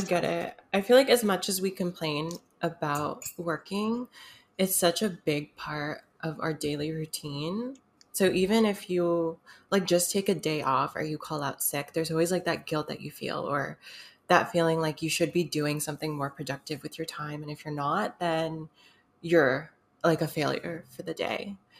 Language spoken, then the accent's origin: English; United States; I'm half Filipino, but I'm American.